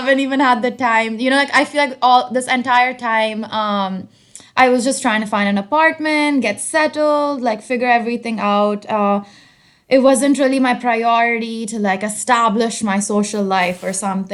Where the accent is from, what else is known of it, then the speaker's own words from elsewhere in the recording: Hyderabad, Telangana, India; moved away as an adult; also born or lived in United States; now in Berlin, Germany; I grew up in Hyderabad, which is in the southern part of India